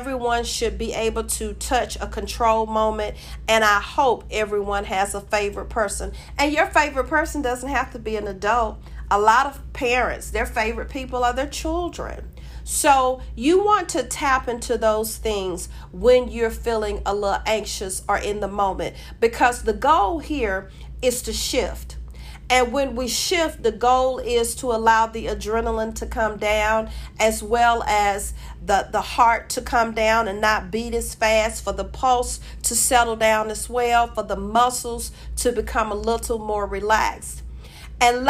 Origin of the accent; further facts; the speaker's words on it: Georgia, United States; I'm from Georgia. I live in Georgia